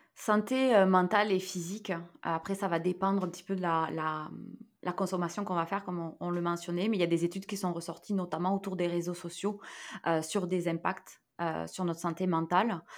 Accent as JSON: {"language": "French", "area": "near Toulouse", "region": "Occitania", "country": "France", "tie": "born or raised there", "moved": "yes", "said": "je suis française. Hein. Euh, j'ai euh, grandi à côté de Toulouse, hein, donc dans le sud-ouest."}